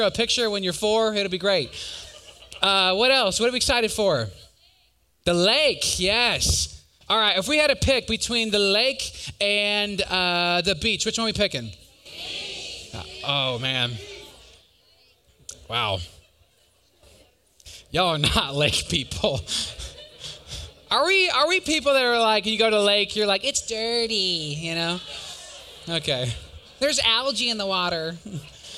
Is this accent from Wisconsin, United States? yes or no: yes; Wisconsin, United States; I'm from Wisconsin.